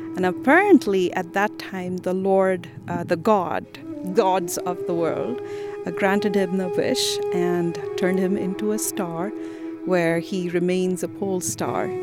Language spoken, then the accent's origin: English; India; moved away as an adult; now in Utah, United States; I am born and raised in India